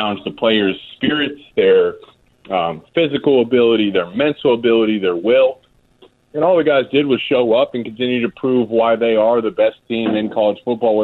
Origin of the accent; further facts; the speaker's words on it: Columbus, Ohio, United States; I was born in Columbus, Ohio